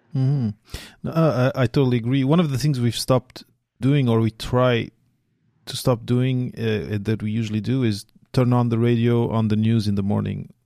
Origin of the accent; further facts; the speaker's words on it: Portugal; now in Quebec, Canada; I come from Portugal originally